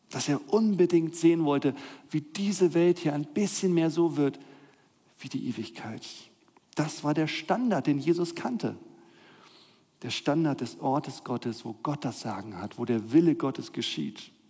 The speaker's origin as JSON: {"language": "German", "region": "Northern Germany", "country": "Germany", "tie": "born or raised there", "said": "Ich bin ja in Norddeutschland aufgewachsen. Ihr hört keinen Akzent in meiner Stimme."}